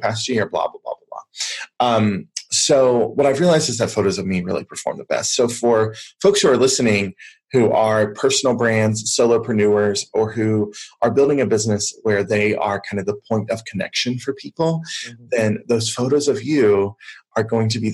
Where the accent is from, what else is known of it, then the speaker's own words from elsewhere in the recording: the South, United States; I grew up in the South here in the US